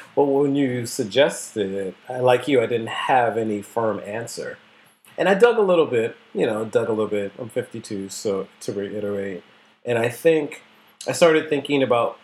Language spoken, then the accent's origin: English; the North, United States; I grew up in the North